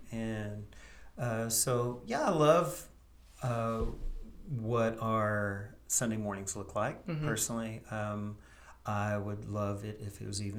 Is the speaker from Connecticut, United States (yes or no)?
no; East Tennessee, United States; moved away as an adult; now in Campbellsville, United States; I'm a transplant from East Tennessee.